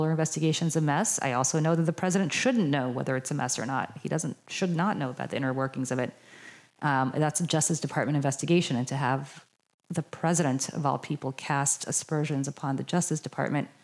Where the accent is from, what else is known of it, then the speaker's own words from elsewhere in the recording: United States; I'm speaking really as an American